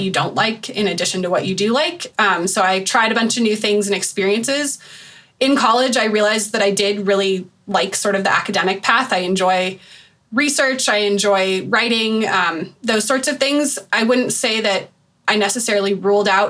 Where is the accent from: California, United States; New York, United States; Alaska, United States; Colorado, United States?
Colorado, United States; I grew up in Colorado